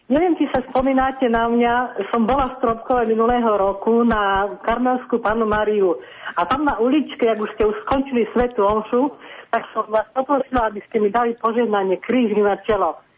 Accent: Moravia, Czechia; now in Košice, Slovakia; Mám 69 rokov. Ej, tá ešte mladúcha. A som Moravačka ináč, hey. Moravy, ale žijem tu v Košicách už dlhé roky.

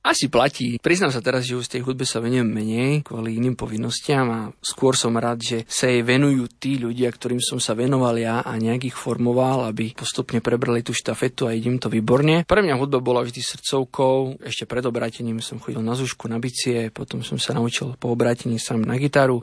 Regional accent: Sereď, Trnava Region, Slovakia; Vyrastal som na jednom sídlisku v Seredi

